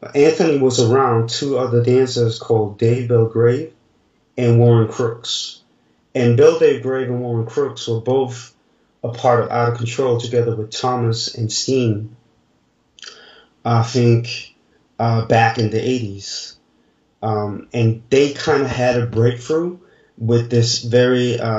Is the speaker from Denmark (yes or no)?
yes; Denmark; moved away as an adult; now in France; I grew up in Denmark